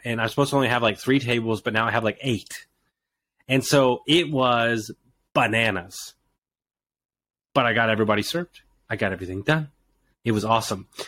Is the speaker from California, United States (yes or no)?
no; Houston, Texas, United States; I grew up in Houston, Texas